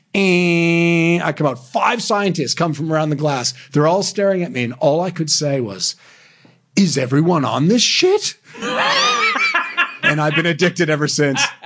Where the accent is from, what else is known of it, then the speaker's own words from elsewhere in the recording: Sydney, Nova Scotia, Canada; now in Australia; I grew up in Canada, in Sydney, in Canada